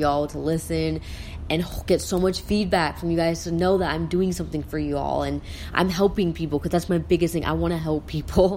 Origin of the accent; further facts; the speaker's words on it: South Dakota, United States; I'm from South Dakota